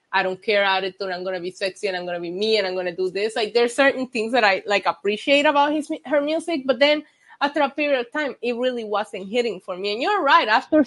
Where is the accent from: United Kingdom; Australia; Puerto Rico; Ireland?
Puerto Rico; English is a second language; I grew up in Puerto Rico